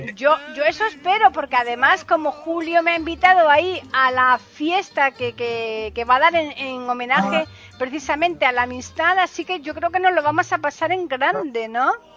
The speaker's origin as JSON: {"language": "Spanish", "region": "Andalusia", "country": "Spain", "said": "yo soy de aquí de Andalucía"}